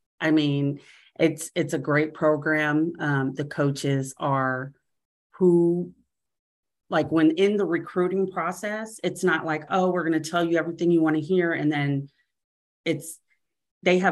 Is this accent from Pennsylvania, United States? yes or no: no; Kansas City, Kansas, United States; moved away as an adult; now in Kansas City, United States; we're originally from Kansas City, Kansas